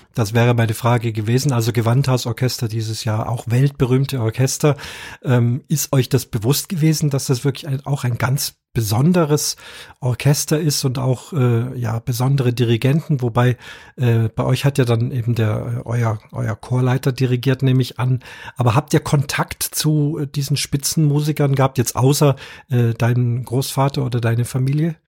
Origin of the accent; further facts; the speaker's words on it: Munich, Bavaria, Germany; ich bin ja hier aus, aus Bayern, bin ein Münchner